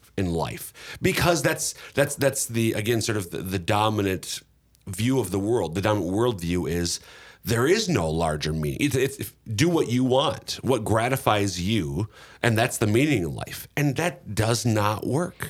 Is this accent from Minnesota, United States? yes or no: yes; Minnesota, United States; Minnesota, my home state